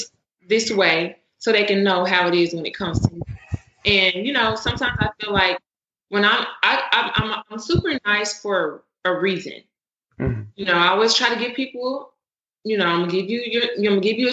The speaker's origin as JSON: {"language": "English", "town": "Memphis", "region": "Tennessee", "country": "United States", "said": "We're from Memphis, Tennessee"}